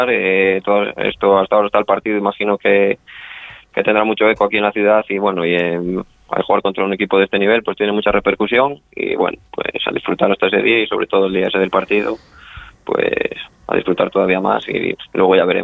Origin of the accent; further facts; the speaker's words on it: Ponferrada, Castile and León, Spain; Sí, soy de Ponferrada, soy de Ponferrada. Soy de Ponferrada, que está a 70 kilómetros de allí, está mi domicilio.